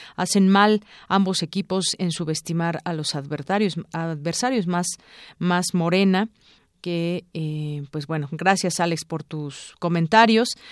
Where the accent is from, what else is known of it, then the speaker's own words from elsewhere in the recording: Mexico; como mexicanos